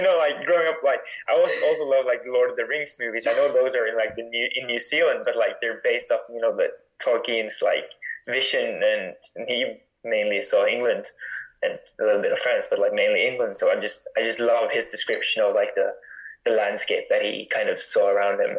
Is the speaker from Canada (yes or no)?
no; Northern Norway, Norway; I grew up in like northern Norway